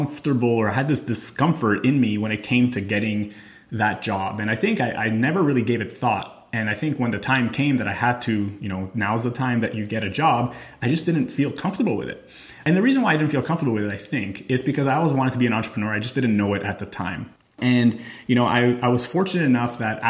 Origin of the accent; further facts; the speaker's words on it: Montreal, Quebec, Canada; moved away as an adult; also born or lived in Albany, New York / Thailand / Italy; I left Canada. I'm from Montreal.